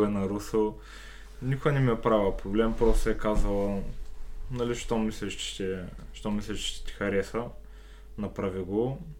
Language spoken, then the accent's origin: Bulgarian; Sliven, Sliven Province, Bulgaria; аз родом съм си от Сливен